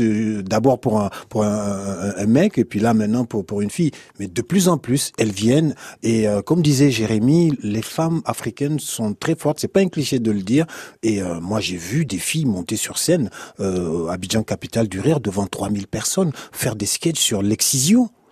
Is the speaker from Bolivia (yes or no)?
no; Niger; moved away; also born or lived in Côte d'Ivoire / Paris; je suis nigérien